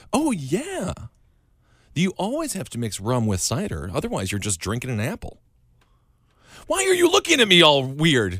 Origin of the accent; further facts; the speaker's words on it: Wisconsin, United States; moved away as an adult; now in Brooklyn, United States; I'm from Wisconsin